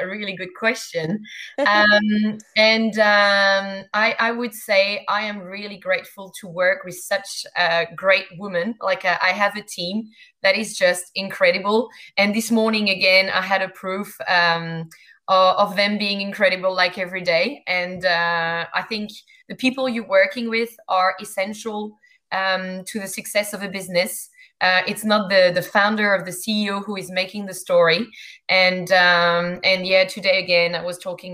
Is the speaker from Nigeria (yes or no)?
no; Grand Est, France; accent: French; English is a second language; moved away as an adult; also born or lived in Champagne / Canada / England; now in Australia; I am French, actually, born and bred in France